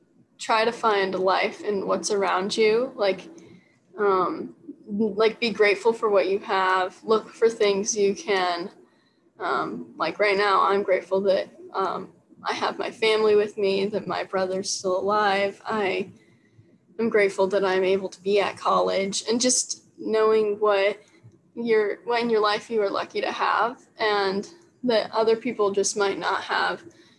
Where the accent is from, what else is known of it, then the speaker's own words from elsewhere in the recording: Las Vegas, Nevada, United States; because I grew up in Vegas at one point too. So I'm just very familiar with the area and it feels like home.